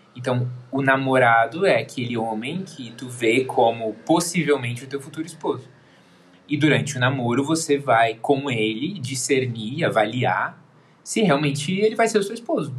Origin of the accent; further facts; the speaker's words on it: Porto Alegre, Rio Grande do Sul, Brazil; eu sou aqui de Porto Alegre